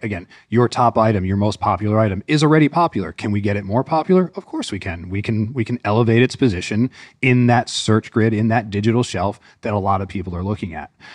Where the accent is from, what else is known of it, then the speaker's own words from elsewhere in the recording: Northeast, United States; moved away as an adult; now in Northwest Arkansas, United States; I grew up in the Northeast